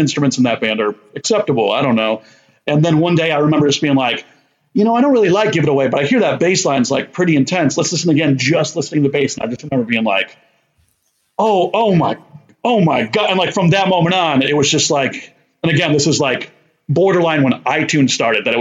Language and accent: English; Barkhamsted, Connecticut, United States; I'm from Connecticut, USA, and a small town called Barkhamsted, and kind of grew up doing small-town shenanigans